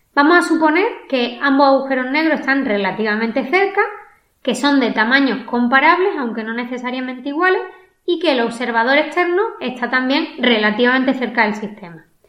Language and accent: Spanish; Málaga, Andalusia, Spain; accent: malagueño; mi inglés y más mitad de un acento malagueño